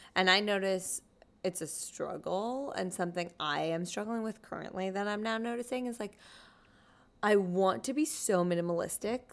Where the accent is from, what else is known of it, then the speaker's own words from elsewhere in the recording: New Jersey, United States; moved away as an adult; also born or lived in Pennsylvania; now in New York, United States; I grew up in New Jersey